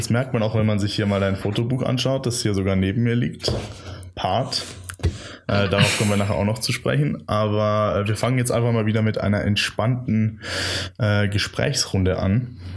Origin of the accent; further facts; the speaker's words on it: Garmisch-Partenkirchen, Bavaria, Germany; also born or lived in Italy; now in Munich, Germany; Nee, ich bin eigentlich aus Garmisch.